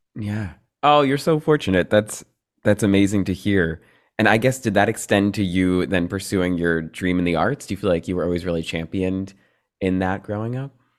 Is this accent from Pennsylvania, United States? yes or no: no; New Jersey, United States; I'm a Jersey boy